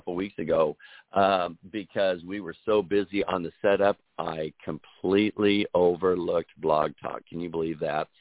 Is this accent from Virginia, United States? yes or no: no; Des Moines, Iowa, United States; moved away; back in the lovely state of Iowa, my home state in the Des Moines area